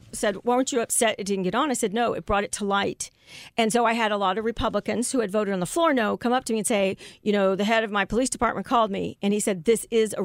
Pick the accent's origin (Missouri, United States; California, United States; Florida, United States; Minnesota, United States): Missouri, United States; Jefferson City; I didn't grow up in the city. I grew up actually in Jefferson City.